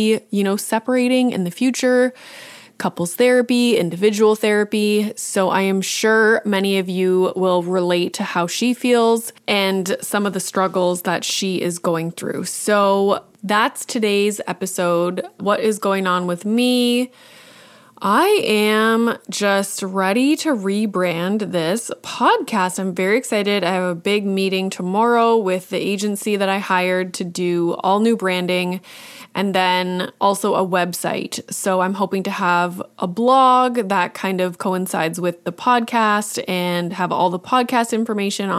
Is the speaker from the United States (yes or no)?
no; Canada; as a Canadian, I have some experience like leaving Canada and going somewhere else